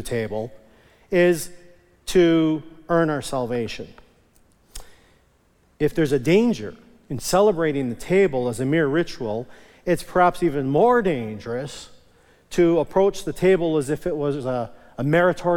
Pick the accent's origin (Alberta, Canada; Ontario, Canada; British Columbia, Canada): Alberta, Canada; Onoway; I was raised in Onaway Evangelical Free Church up north of Edmonton, and I remember as a kid, we always called it communion